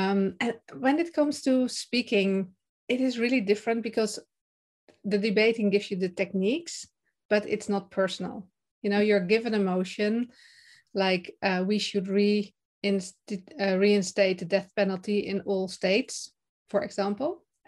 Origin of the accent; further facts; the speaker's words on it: Netherlands; English is a second language; I am from the Netherlands and currently also in the Netherlands.